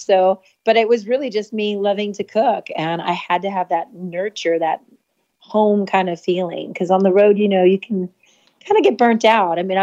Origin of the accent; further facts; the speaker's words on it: Norwalk, California, United States; also born or lived in East Los Angeles, California; I'm from Norwalk, California